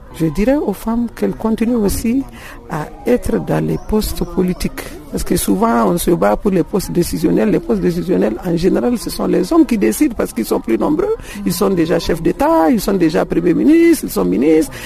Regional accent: Mali; je suis malienne

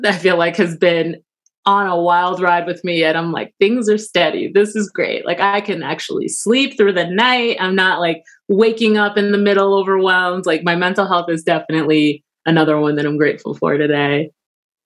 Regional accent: New York, United States; I'm from New York

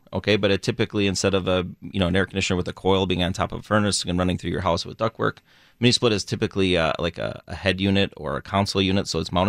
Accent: Burlington, Wisconsin, United States; born or raised there

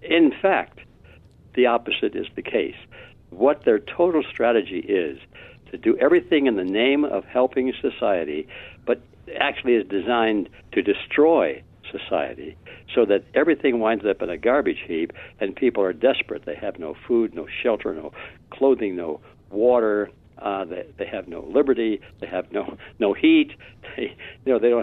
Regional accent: Detroit, Michigan, United States; Detroit. It wasn't the best part of town, but at least we had a roof

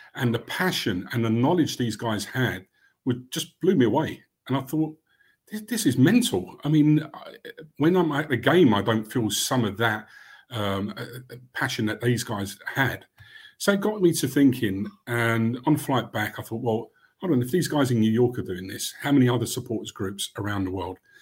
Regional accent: London, United Kingdom; also born or lived in Barnet; I grew up in Camden

